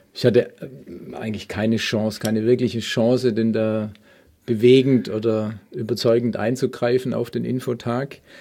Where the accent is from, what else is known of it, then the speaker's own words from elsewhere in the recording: Stuttgart, Baden-Württemberg, Germany; now in Munich, Germany; gebürtig aus Stuttgart